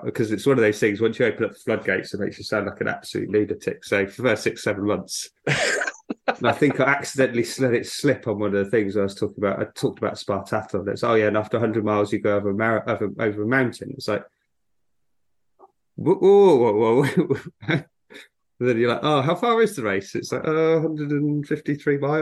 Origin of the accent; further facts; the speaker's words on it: South Africa; moved away; I was born in South Africa and grew up near there